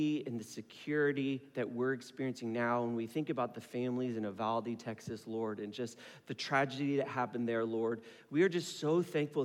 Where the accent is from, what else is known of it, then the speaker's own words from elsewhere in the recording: Philippines; So I'm Filipino